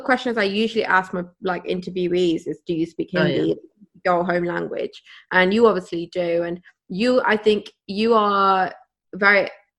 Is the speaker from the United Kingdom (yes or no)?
yes; England, United Kingdom; also born or lived in India; I never knew I was British Asian growing up because I was born in India and I lived there for 3 years. Then I moved to England and I've been here like my whole life.